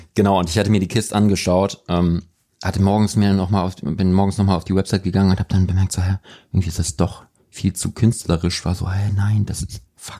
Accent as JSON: {"language": "German", "region": "Hamburg", "country": "Germany", "tie": "born or raised there", "moved": "yes", "lives_now": "Cologne, Germany", "said": "ich bin in Hamburg aufgewachsen"}